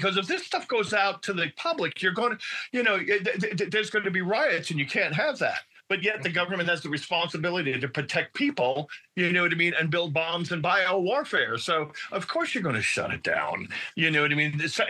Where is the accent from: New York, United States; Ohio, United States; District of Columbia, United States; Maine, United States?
New York, United States; New York City; I'm from Brooklyn.